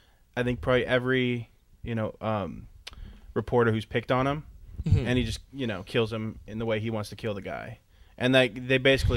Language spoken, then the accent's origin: English; California, United States; I'm from Southern California anyways, so I'm kind of used to it.